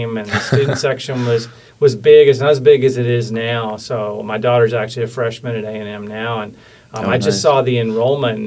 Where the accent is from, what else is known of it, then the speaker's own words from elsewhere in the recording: Tyler, Texas, United States; also born or lived in Huntsville, Texas / Mount Pleasant, Texas / Weatherford, Texas / North Carolina; I was born in Tyler in East Texas